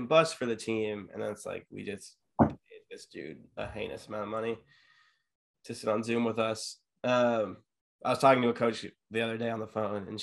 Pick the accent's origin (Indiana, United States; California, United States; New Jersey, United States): California, United States; San Diego; I grew up in San Diego, California with a beach 5 minutes away from me